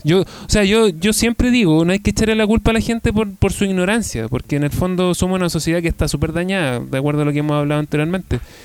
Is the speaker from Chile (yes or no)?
yes; Chile; como, como ciudadano chileno